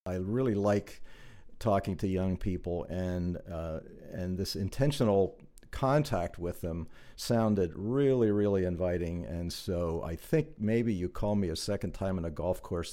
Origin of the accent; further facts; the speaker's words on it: New Holland, Pennsylvania, United States; also born or lived in Blue Ball; I was born in New Holland. I spent all of my growing up years in New Holland and Blue Ball